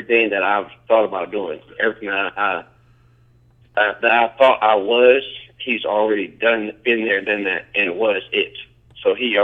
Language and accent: English; Los Angeles, California, United States; also born or lived in San Diego / Lawndale; I moved to Los Angeles, grew up in Compton and San Pedro